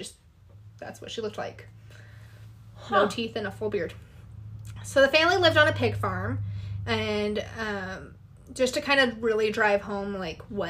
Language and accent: English; Wyoming, United States; we're from Wyoming. Farm chores are not like a weird thing before school